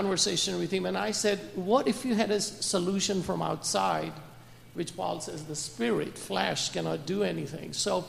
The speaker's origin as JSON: {"language": "English", "country": "India", "said": "and then I have talked to Buddhist people in India also. I'm from India."}